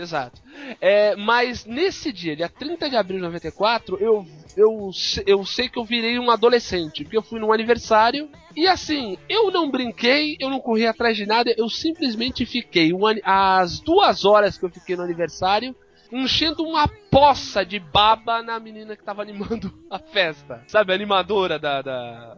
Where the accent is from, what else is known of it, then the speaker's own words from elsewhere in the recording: Brazil; also born or lived in Santos; a gente como brasileiro